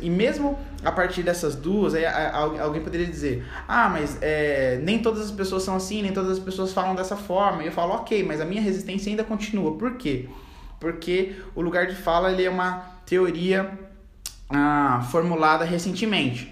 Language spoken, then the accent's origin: Portuguese; Campo Grande, Mato Grosso do Sul, Brazil; eu sou de Campo Grande, Mato Grosso do Sul. Nasci aqui na Cidade Morena, capital do estado